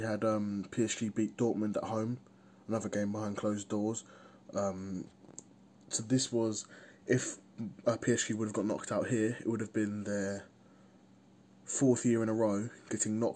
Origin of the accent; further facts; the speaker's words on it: England, United Kingdom; as an English person